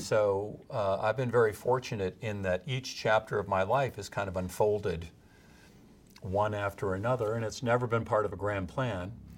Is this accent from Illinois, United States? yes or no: yes; Midwest, Illinois, United States; moved away as an adult; now in California, United States; I'm still a Midwesterner in heart, even though I've been in California for thirty-five years